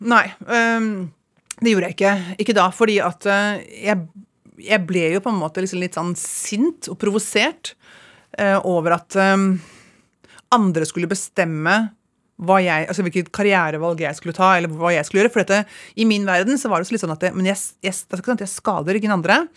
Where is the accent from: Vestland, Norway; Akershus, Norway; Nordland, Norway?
Akershus, Norway; Ski; moved away as an adult; also born or lived in Los Angeles, United States; det er alle hjemme i Ski! Alle venninnene mine